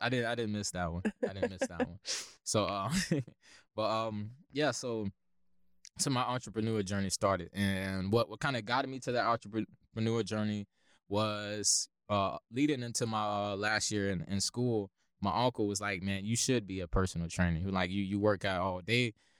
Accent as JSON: {"language": "English", "town": "Lakeland", "region": "Florida", "country": "United States", "tie": "born or raised there", "said": "So I grew up, actually was born and raised in Lakeland, Florida. So really a Polk County true breed."}